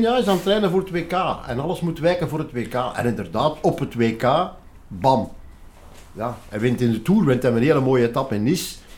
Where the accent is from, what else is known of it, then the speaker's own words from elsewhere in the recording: Flanders, Belgium; wij ons als Vlamingen